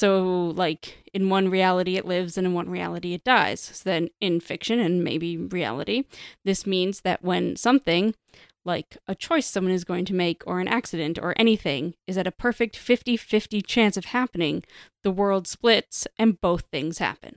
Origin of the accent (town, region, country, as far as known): Canada